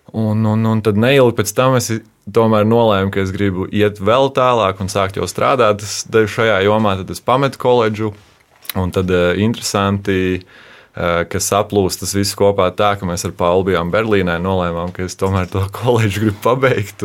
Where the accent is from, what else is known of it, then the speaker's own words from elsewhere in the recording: Kuldīga, Kurzeme, Latvia; also born or lived in Alsunga / Jūrkalne / Skrunda; es pats eh, nāku no Kultūras, esmu Kultūras.